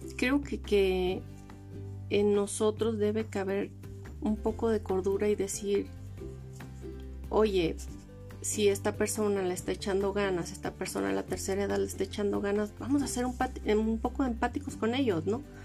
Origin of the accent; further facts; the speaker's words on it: Los Mochis, Sinaloa, Mexico; moved away as an adult; also born or lived in Los Cabos; now in Mexico City, Mexico; Yo soy de Los Mochis, Sinaloa